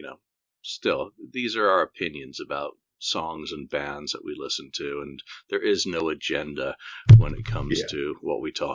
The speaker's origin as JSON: {"language": "English", "town": "Bradford", "region": "Yorkshire and the Humber", "country": "United Kingdom", "tie": "born or raised there", "also_born_or_lived": "London / America / Singapore", "moved": "yes", "said": "Yeah, so I may have been born in London, but I grew up in Bradford, Yorkshire."}